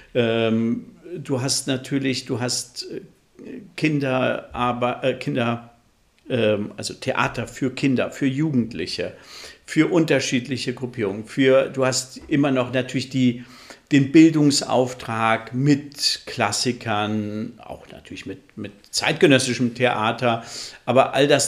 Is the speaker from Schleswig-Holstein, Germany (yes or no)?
yes; Flensburg, Schleswig-Holstein, Germany; moved away; also born or lived in Central Hesse / Berlin / Erlangen; gebürtiger Mittelhesse, aber aufgewachsen in Flensburg. Mhm. Also ich würde mich auch als Nordlicht bezeichnen.